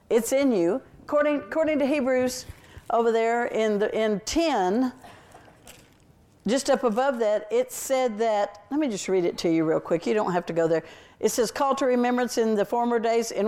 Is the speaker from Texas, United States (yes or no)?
yes; Texas, United States; I'm a Texan